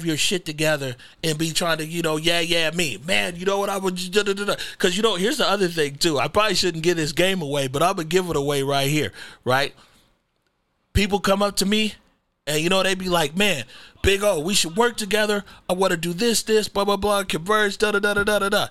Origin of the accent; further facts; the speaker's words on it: Seattle, Washington, United States; also born or lived in North Carolina / Kenya; I grew up in a CD